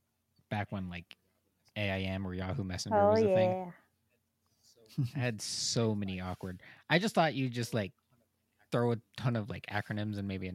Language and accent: English; United States; I am an American